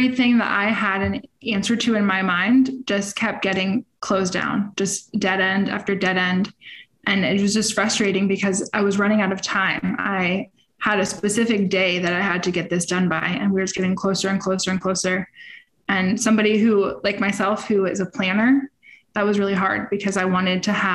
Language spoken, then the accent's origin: English; Lake Worth, Florida, United States; I'm from the other side of the country, in Lake Worth, Florida.